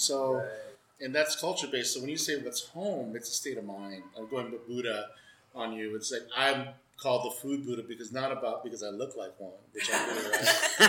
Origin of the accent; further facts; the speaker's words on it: Philippines; Screw that, we're all Filipino, man.